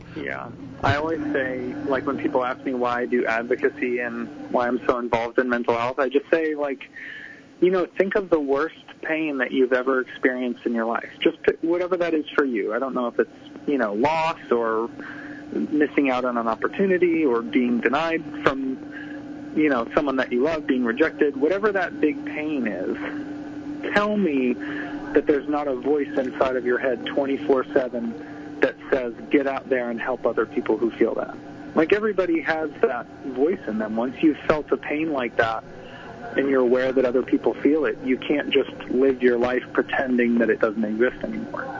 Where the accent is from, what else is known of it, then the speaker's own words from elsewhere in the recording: Tampa, Florida, United States; I grew up in Tampa, Florida